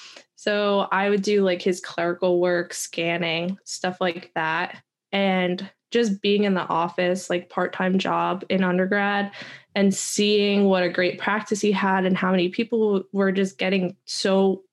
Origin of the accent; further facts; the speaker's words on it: New Jersey, United States; Like, especially I'm from New Jersey.